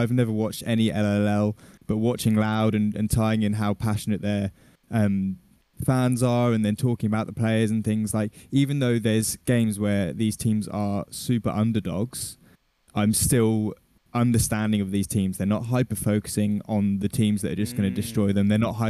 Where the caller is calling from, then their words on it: London, United Kingdom; London, England, next to an M&S.